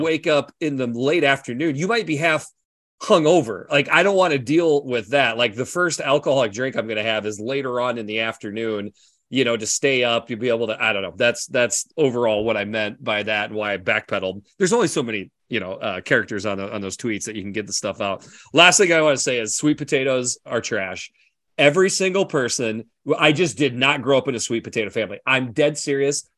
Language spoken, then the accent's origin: English; Iowa, United States; I grew up in Iowa.